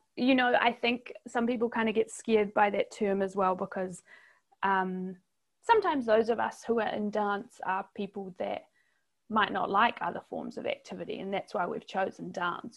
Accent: New Zealand; accent: New Zealand; in case listeners haven't realized from my accent, I'm from New Zealand, not Australia.

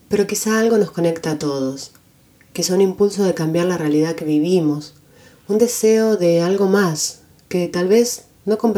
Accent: Buenos Aires, Argentina; moved away as an adult; now in North Carolina, United States; Yo también soy migrante. Hace tres años me mudé de Argentina a Estados Unidos, de Buenos Aires a Carolina del Norte, del español al inglés

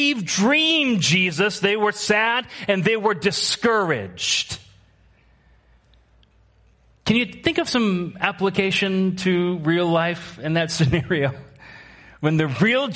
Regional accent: Washington, United States; moved away; also born or lived in Midwest; I grew up in Washington State where these things we call mountains

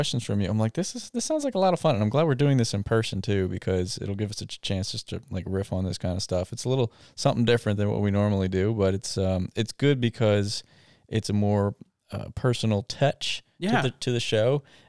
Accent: Maryland, United States; You know, I grew up in Anne Arundel County, but in the southern half, which is called South County.

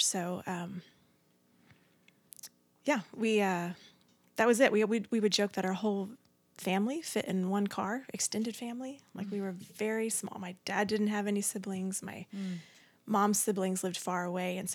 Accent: Mesquite, Texas, United States; we grew up in Mesquite, lived in the same house my whole life

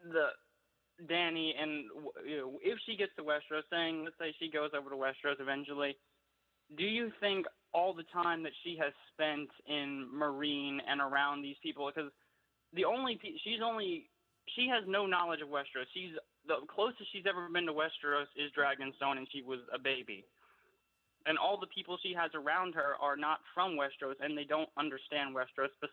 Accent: Louisiana, United States; I'm from all the way here down south in Louisiana, of all places.

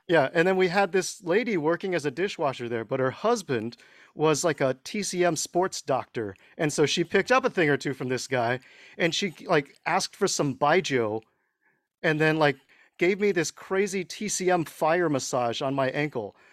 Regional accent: Houston, Texas, United States; first language Mandarin; moved away as an adult; also born or lived in Dallas, Texas / Beijing, China; we moved to Houston, and that's where we kind of grew up, went to high school

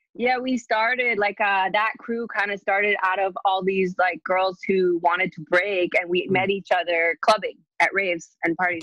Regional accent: Alberta, Canada; born or raised there; now in Montreal, Canada

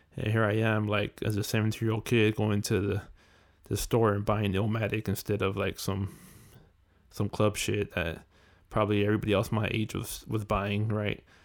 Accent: California, United States; growing up in California

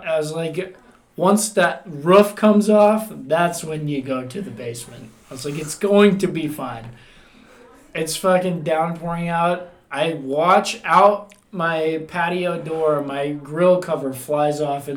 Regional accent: Midwest, United States; we're from the Midwest

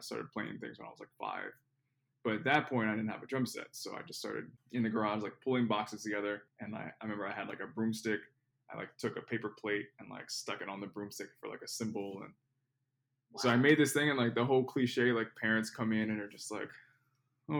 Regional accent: Philadelphia, Pennsylvania, United States; moved away as an adult; now in Miami, United States; So I'm from Philadelphia, Pennsylvania, like the Philadelphia area. Grew up in the suburbs of Philly.

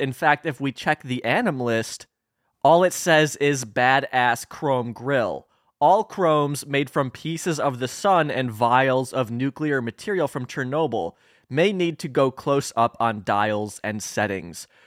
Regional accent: Illinois, United States; that's my home state

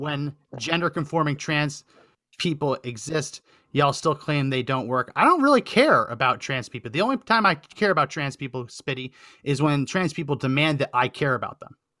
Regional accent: New Jersey, United States; I grew up in New Jersey, so I was in New York all the time

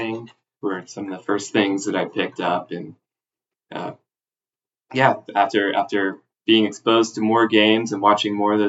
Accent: South Mississippi, United States; now in Seattle, United States; I grew up in South Mississippi

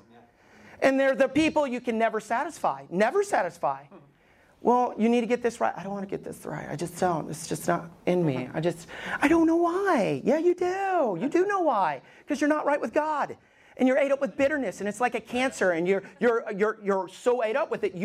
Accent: Alabama, United States; moved away; I grew up in Alabama

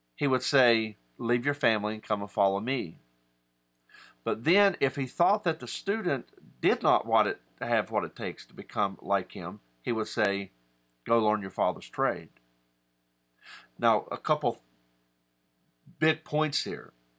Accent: West Virginia, United States; I'm a West Virginian. I'm from and of West Virginia

